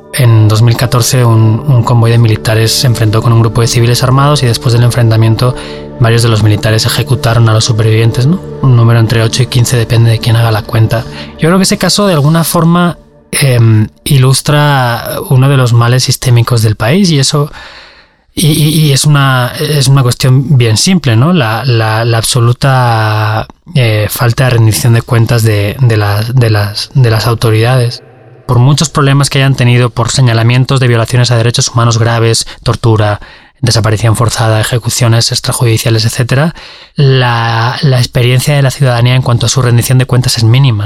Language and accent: Spanish; Valencia, Valencian Community, Spain; moved away as an adult; now in Mexico City, Mexico; Soy de Valencia, España